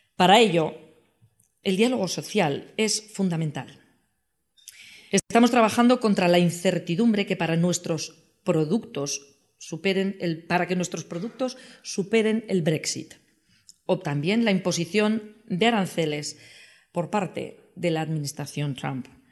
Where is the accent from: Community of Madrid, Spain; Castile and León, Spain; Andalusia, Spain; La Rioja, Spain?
La Rioja, Spain; los riojanos construimos el autogobierno